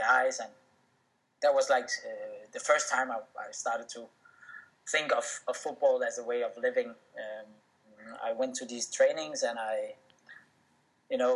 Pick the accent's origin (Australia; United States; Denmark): Denmark; I was born and raised in Denmark